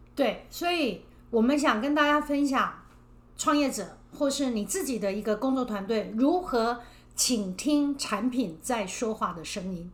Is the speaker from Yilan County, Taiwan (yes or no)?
no; Chiayi, Taiwan; 因为我是南部人，我是嘉义人